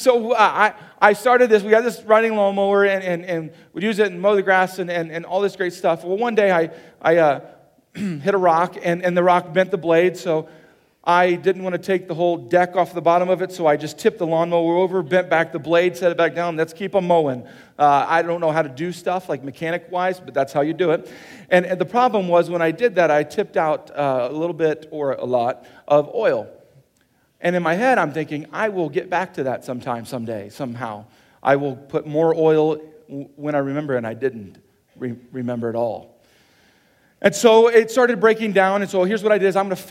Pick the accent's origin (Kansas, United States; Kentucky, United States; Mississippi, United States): Kansas, United States; now in South Dakota, United States; I'm from Kansas